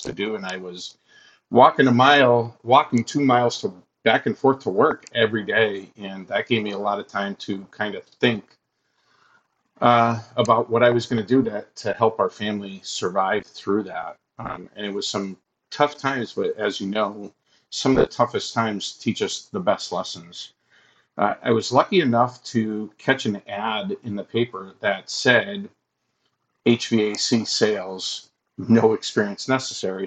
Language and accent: English; Massachusetts, United States; moved away as an adult; also born or lived in Buffalo, New York; I'm originally from Massachusetts.